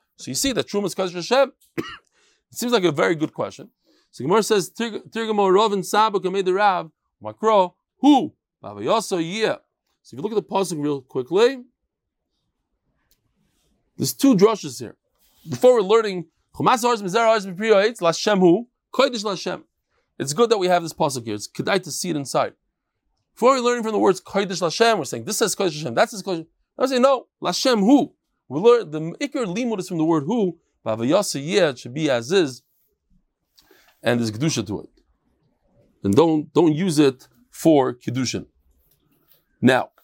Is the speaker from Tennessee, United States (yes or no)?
no; New York, United States; moved away as an adult; now in Israel; as an American